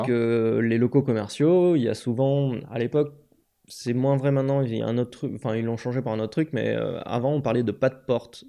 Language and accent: French; Aix-en-Provence, Provence-Alpes-Côte d'Azur, France; moved away as an adult; also born or lived in Grenoble; je suis originaire d'Aix-en-Provence